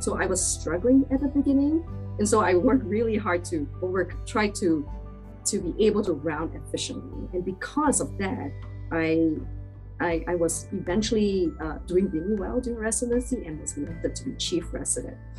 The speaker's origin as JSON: {"language": "English", "country": "Malaysia", "also_born_or_lived": "Dublin, Ireland", "moved": "as an adult", "lives_now": "United States", "said": "I'm originally from Malaysia"}